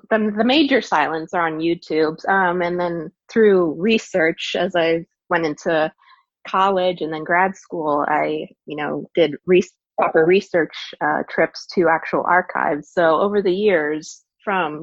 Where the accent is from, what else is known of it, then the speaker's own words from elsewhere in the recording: Canada; moved away; I'm from Canada originally